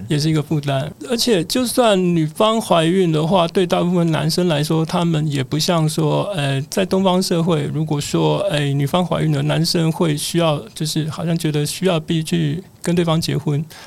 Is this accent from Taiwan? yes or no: yes; Taiwan; moved away as an adult; also born or lived in Mbabane, Eswatini; 我们台湾人